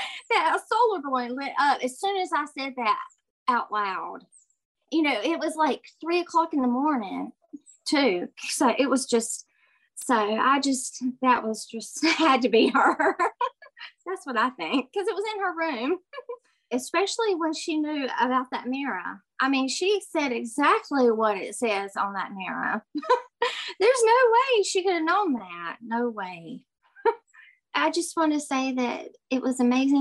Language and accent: English; Winston-Salem, North Carolina, United States; I'm from Winston-Salem, North Carolina.